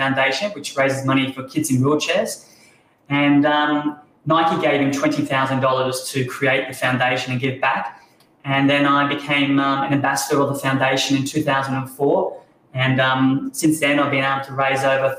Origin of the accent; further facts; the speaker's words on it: Sunshine Coast, Queensland, Australia; growing up on the Sunshine Coast